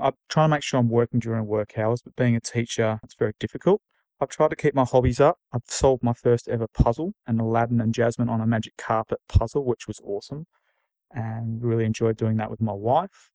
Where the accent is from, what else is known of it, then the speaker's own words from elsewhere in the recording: Australia; moved away; Being Australian